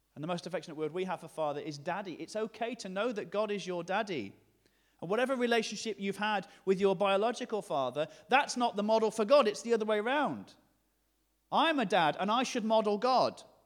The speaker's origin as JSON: {"language": "English", "region": "the north of England", "country": "United Kingdom", "accent": "generic northern", "said": "my generic northern accent"}